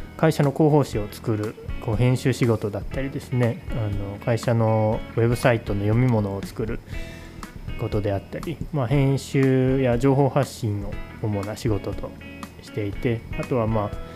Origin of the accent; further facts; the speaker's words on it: Nagoya, Aichi, Japan; moved away as an adult; also born or lived in Omori, Oda, Shimane; now in Oda, Japan; 地元は名古屋なんですけどこの大森町に移住してきて今年で12年